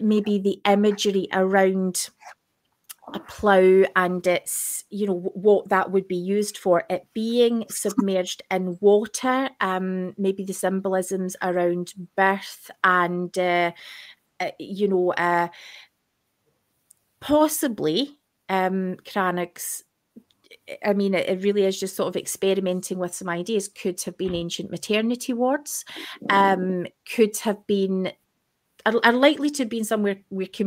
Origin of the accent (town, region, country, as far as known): Scotland, United Kingdom; accent: broad Scottish